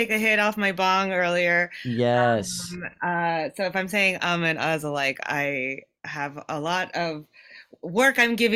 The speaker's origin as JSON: {"language": "English", "country": "Japan", "tie": "born or raised there", "said": "I so I I was born and raised in Japan"}